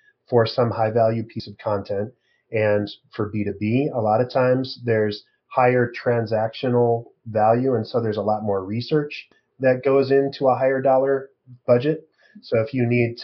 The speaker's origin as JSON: {"language": "English", "region": "Midwest", "country": "United States", "lives_now": "Minneapolis, United States", "said": "And I'm from the Midwest. I'm in Minneapolis."}